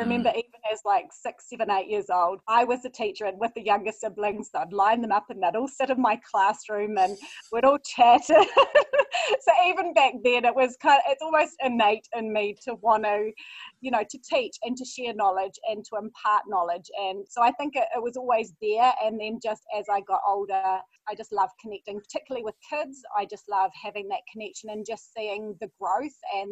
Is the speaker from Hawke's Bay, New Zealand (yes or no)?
no; Waihi, Waikato, New Zealand; also born or lived in Huntly, Waikato / Hamilton; my main years of my childhood were spent in Waihee on a farm